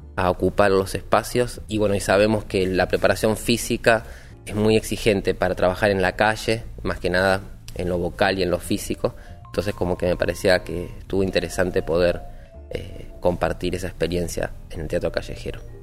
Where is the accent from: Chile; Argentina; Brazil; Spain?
Argentina; Billinghurst, Buenos Aires Province; Y soy del partido de Billinghurst, de acá de San Martín